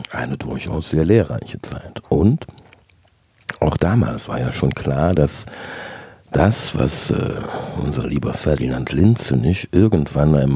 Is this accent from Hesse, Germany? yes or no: no; Cologne, North Rhine-Westphalia, Germany; born there; Ich bin im Jahr 1966 in Köln-Kalk geboren